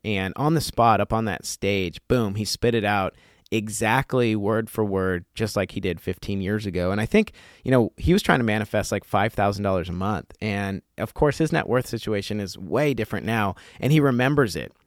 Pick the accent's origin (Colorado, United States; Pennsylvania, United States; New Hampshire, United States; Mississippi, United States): Colorado, United States; I grew up in Colorado